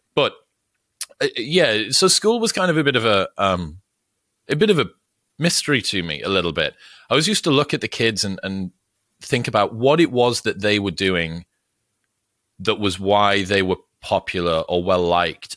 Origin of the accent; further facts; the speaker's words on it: Newcastle upon Tyne, North East England, United Kingdom; moved away as an adult; now in United States; I'm from Newcastle, which is the final city. Before Scotland